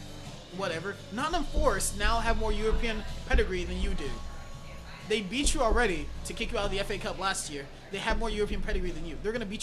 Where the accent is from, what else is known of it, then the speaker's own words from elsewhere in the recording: Ghana; I'm Ghanaian